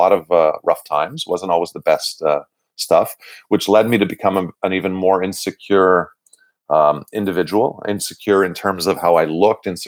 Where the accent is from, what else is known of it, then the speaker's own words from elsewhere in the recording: Montreal, Quebec, Canada; I'm born and raised in Verdun. I grew up in the same house that I live in today.